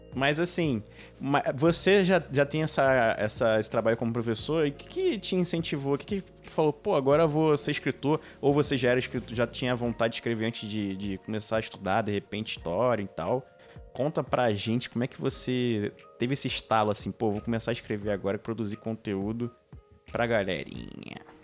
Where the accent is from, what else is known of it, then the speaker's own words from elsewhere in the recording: Rio de Janeiro, Brazil; a gente aqui do Rio de Janeiro, né? A, gente, a maioria aqui do Rio de Janeiro